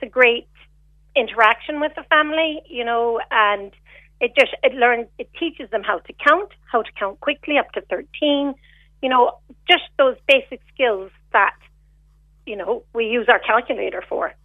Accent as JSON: {"language": "English", "country": "Canada", "also_born_or_lived": "Macroom, Ireland", "moved": "as an adult", "lives_now": "Ireland", "said": "I came to Ireland. I'm Canadian originally"}